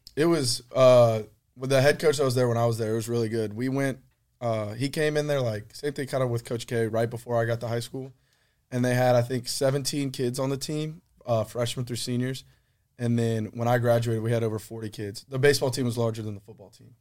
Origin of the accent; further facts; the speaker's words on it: Baton Rouge, Louisiana, United States; I'm from Baton Rouge